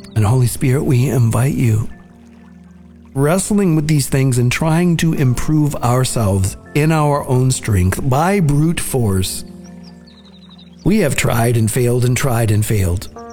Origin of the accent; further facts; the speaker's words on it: Nicaragua; I'm from Nicaragua